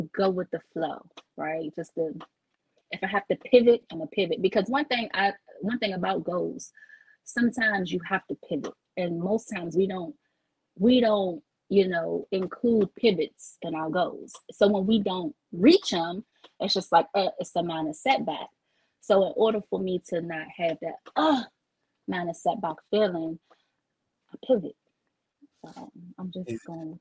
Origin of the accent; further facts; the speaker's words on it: Washington, District of Columbia, United States; I'm born and bred in DC